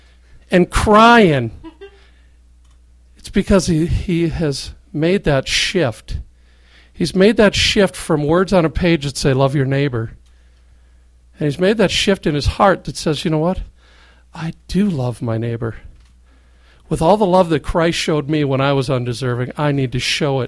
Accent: Madison, Wisconsin, United States; now in Minneapolis, United States; So, I'm new to the Twin Cities, and I come from Madison.

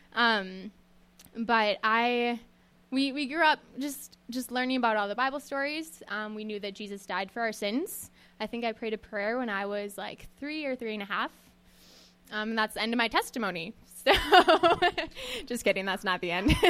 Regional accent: Western Minnesota, United States; I grew up in Western Minnesota, um, on a farm in the middle of nowhere

